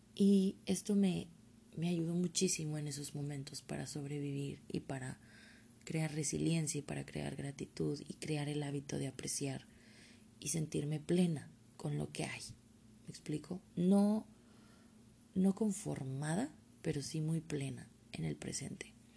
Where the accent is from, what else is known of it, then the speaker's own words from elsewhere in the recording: Mexico; como buena mexicana que soy